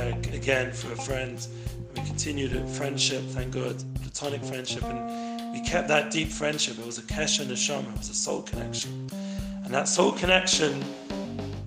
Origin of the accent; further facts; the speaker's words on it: London, United Kingdom; now in Israel; I grew up in London.